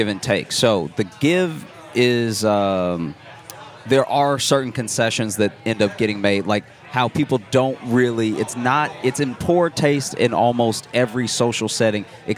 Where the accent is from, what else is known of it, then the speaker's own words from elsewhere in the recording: the South, United States; I grew up black in the South